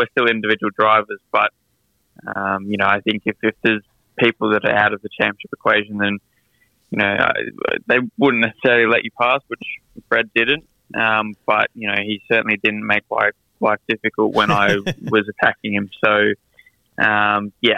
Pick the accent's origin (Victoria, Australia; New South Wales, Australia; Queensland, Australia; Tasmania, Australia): Victoria, Australia; Melbourne; I grew up in Melbourne, Brighton to be specific